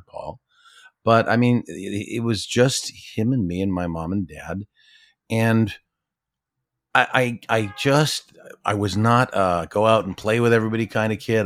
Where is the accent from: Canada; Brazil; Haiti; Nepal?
Canada; Ottawa, Ontario; born or raised there; also born or lived in Toronto